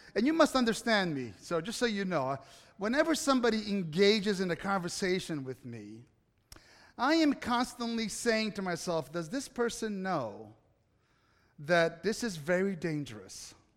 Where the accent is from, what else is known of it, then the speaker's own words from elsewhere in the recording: Italy; moved away; growing up in Italy